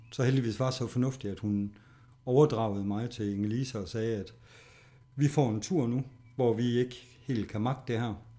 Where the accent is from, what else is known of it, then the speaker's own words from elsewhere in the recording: Horsens, Central Denmark Region, Denmark; der er jeg her i Horsens